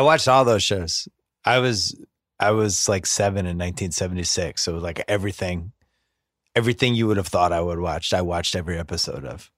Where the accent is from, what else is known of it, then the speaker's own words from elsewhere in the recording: Boston, Massachusetts, United States; I'm from Boston